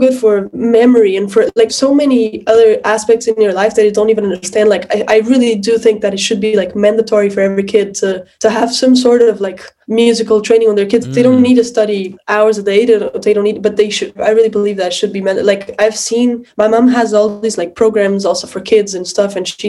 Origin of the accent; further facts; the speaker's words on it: Lisbon, Portugal; moved away as an adult; also born or lived in Boston; I was born in Lisbon, yes.